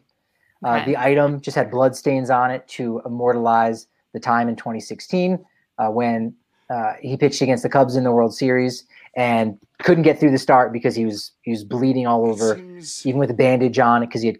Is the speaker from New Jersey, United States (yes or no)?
yes; New Jersey, United States; moved away; I am from the East Coast, from New Jersey